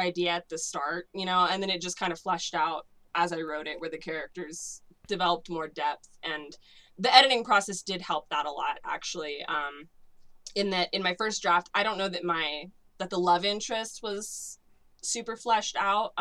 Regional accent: California, United States; accent: American; I'm there from California, like, I'm in Iceland, like, this is far away from home

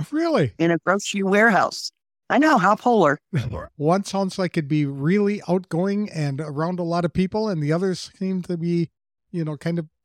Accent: Ohio, United States; moved away as an adult; I'm from Ohio right in the middle of the Buckeye State.

